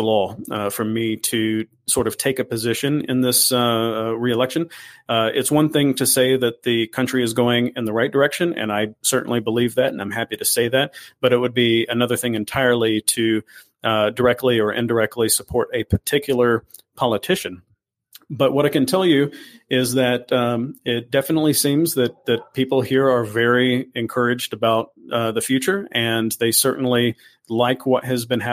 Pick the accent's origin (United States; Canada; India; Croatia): United States; moved away as an adult; now in El Salvador; I'm originally from the United States